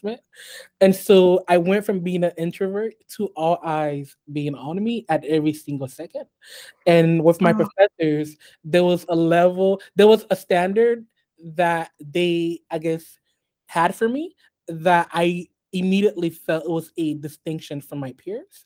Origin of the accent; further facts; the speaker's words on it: United States; also born or lived in Haiti; I grew up here in the US.